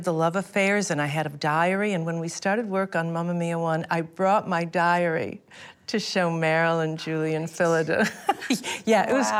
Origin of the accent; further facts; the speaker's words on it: Buffalo, New York, United States; a girl from Buffalo, New York